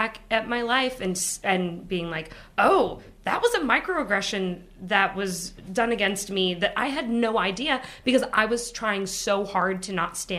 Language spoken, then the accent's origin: English; Pacific Northwest, United States; since I grew up in the Pacific Northwest in a very white area, my mother was white.